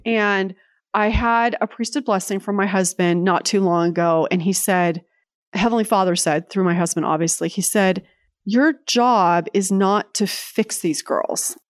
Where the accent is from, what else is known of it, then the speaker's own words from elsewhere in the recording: San Jose, California, United States; moved away as an adult; also born or lived in Provo, Utah; now in Lexington, Virginia, United States; I grew up in California, in San Jose, California, pre-Silicon Valley